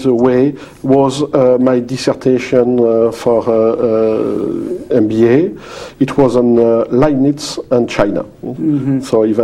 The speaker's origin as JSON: {"language": "English", "town": "La Rochelle", "region": "Nouvelle-Aquitaine", "country": "France", "tie": "born or raised there", "second_language": "English", "moved": "yes", "lives_now": "Paris, France", "said": "I was born in La Rochelle in France on the Atlantic coast in 49"}